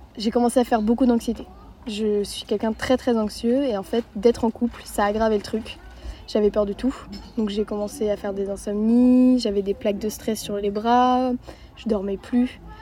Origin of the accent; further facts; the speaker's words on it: Lannion, Brittany, France; j'ai 14 euh, ans, je suis de Lannion.